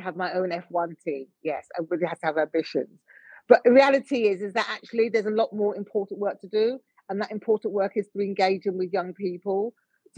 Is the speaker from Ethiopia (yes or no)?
no; United Kingdom; I'm born here. I'm British born.